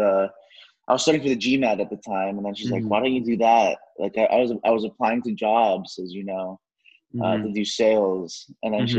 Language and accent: English; Dallas, Texas, United States; also born or lived in Mexico City, Mexico / Los Angeles; I was born in Mexico City, Mexico, and both my parents are Mexican. And I ended up moving out here to Dallas when I was four for my dad's work. Mm-hmm. And, grew up here